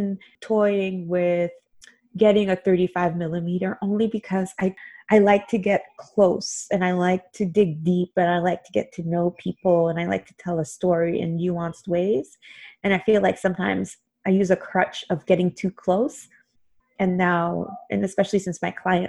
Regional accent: Haiti; now in United States; I grew up in Haiti.

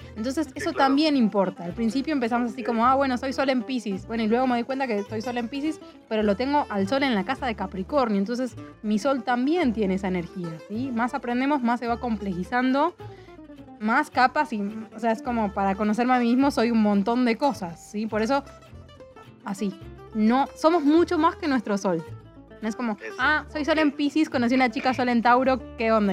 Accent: Argentina; moved away as an adult; also born or lived in Mexico; soy de Argentina, tengo 30 años, vivo viajando, enamorada de México hace 3 años

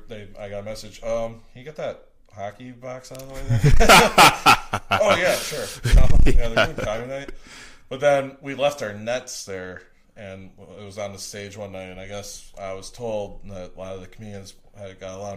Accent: Eden, Wisconsin, United States; now in Milwaukee, United States; I am from a little tiny town called Eden, Wisconsin. So it's Fallack County.

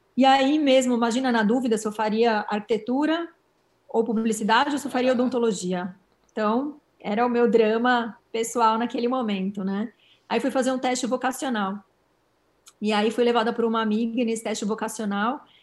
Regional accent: São Paulo, Brazil; Sou paulistana

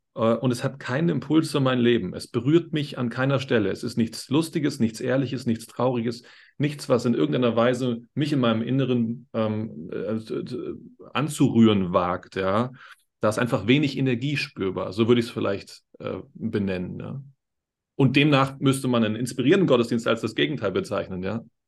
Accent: Berlin, Germany; now in Upper Bavaria, Germany; Ich komme aus Berlin, wie, wie, du auch.

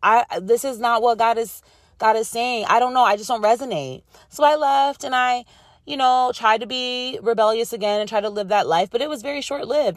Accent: Rochester, New York, United States; moved away; There's a radio station in my hometown, it's called W D K X

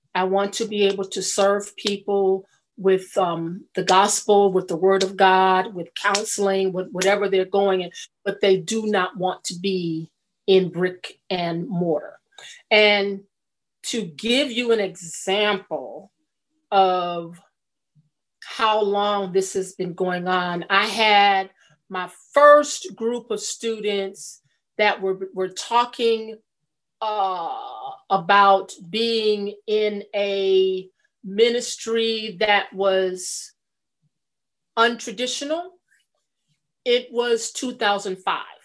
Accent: California, United States; born or raised there; moved away as an adult; also born or lived in Atlanta, Georgia

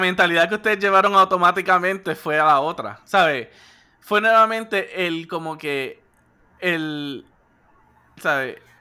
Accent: Puerto Rico; somos puertorriqueños

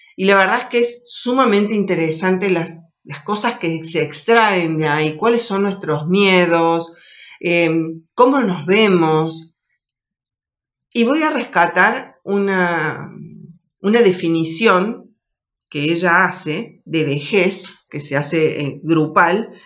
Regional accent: Argentina

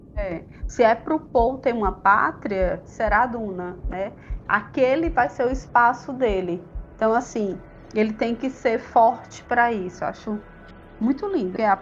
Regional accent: Jaguaribe Valley, Ceará, Brazil; Eu sou do Vale do Jaguaribe, que é uma parte aqui do Ceará que é bem agreste

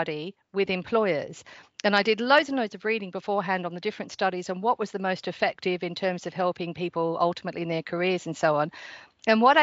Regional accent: Australia; accent: Surrey and Australian mix; moved away as an adult; now in United Kingdom; So I'm from Australia, but I've been living here in the UK for about 20 years.

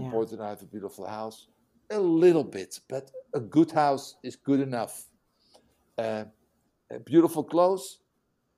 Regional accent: Netherlands; English is a second language; a Dutch guy who learned English in prison

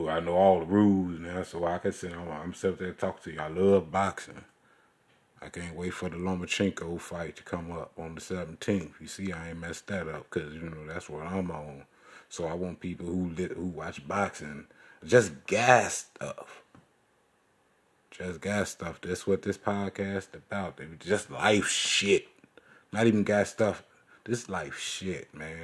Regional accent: Chicago, Illinois, United States; I'm from Chicago

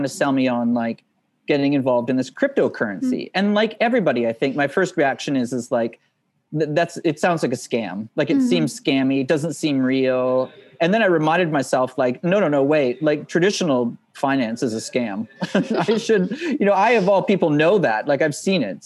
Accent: Canada; moved away as an adult; also born or lived in Moscow, Russia; I ended up a long way from home, like a long way from growing up in Canada

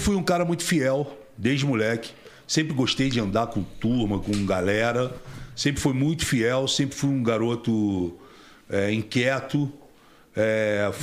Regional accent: Rio de Janeiro, Brazil; also born or lived in Tijuca / Copacabana / Grajaú; Eu nasci na Tijuca, fui criado em Vila Isabel, Grajaú, Meia. Depois que meus pais se separaram, eu fui criado é, em Vila Isabel e fui criado em Copacabana

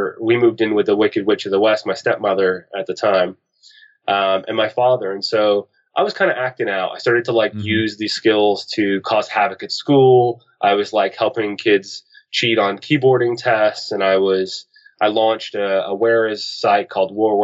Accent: Halifax, Nova Scotia, Canada; I'm from the East Coast of Canada, Halifax, Nova Scotia. And that was where I did most of my growing up

